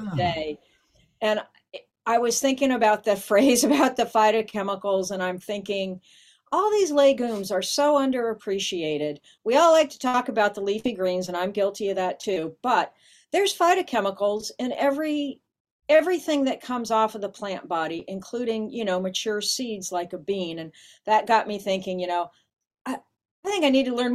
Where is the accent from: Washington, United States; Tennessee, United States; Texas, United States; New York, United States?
Washington, United States; this is my home state, you know, so I know something about Spokane